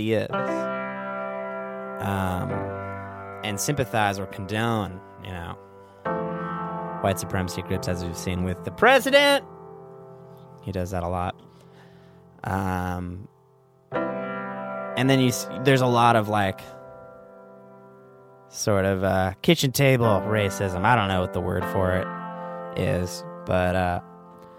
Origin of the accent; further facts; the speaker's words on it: Orange County, Southern California, United States; I grew up in Southern California.